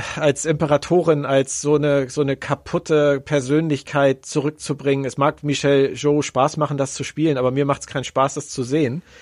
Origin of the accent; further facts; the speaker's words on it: Berlin, Germany; Ich bin auch in Westberlin aufgewachsen